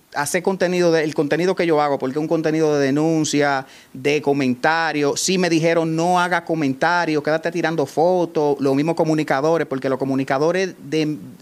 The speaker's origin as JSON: {"language": "Spanish", "town": "Salcedo", "region": "Hermanas Mirabal", "country": "Dominican Republic", "said": "estoy tan comprometido con mi pueblo y con lo que yo hago aquí"}